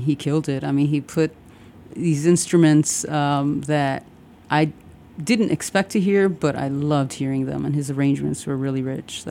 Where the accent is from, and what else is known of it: Chicago, Illinois, United States; born or raised there; also born or lived in Puerto Rico / Pilsen, Chicago / Humboldt Park, Chicago / Little Village, Chicago